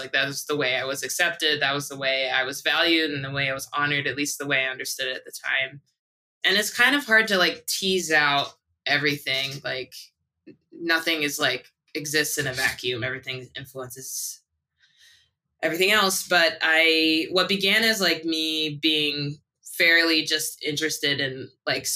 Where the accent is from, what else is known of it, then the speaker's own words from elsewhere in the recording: Buffalo, New York, United States; also born or lived in Japan; now in Oakland, United States; I was born and raised in Buffalo, New York